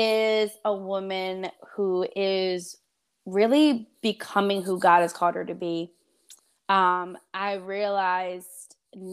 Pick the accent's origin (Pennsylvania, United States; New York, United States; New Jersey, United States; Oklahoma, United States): New Jersey, United States; accent: New Jersey; I probably have a slight bit of an accent, but when I get mad, my New Jersey accent comes out. Came down south for school. I know. Came down south for school, and I just stayed